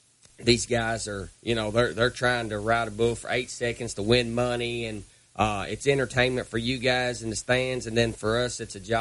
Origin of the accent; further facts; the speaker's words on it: Louisville, Kentucky, United States; also born or lived in Brandenburg, Kentucky; now in South Carolina, United States; I live in South Carolina now, but I'm originally from Louisville.